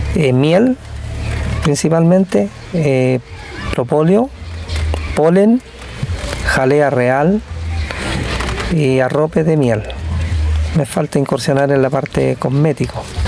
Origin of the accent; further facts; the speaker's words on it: Chañaral Alto, Coquimbo, Chile; soy de Chañaral Alto, una, localidad al interior de Ovalle.